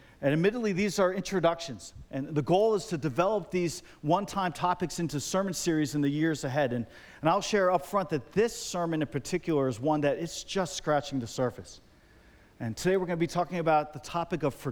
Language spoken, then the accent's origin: English; New Providence, New Jersey, United States; I grew up here in New Providence